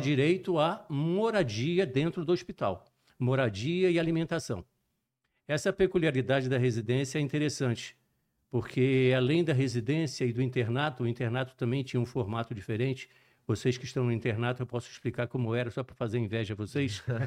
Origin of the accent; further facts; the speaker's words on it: Juiz de Fora, Minas Gerais, Brazil; accent: mixed; moved away as an adult; also born or lived in Rio de Janeiro / Recife; Eu sou natural de Juiz de Fora, Minas Gerais, mas eu nasci em Juiz de Fora e me mudei para o Rio de Janeiro. Uhum. Morei no Rio de Janeiro até os 10 anos. Com 10 anos, retornei para Juiz de Fora.